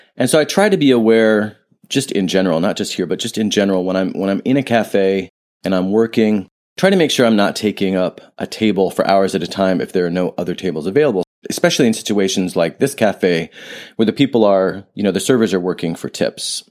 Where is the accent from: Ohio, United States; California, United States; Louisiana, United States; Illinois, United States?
Ohio, United States; moved away; I grew up in Ohio, nothing wrong with Ohio